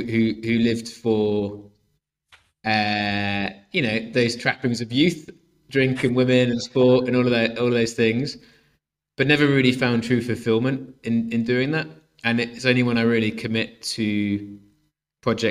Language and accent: English; Swansea, Wales, United Kingdom; I grew up in Swansea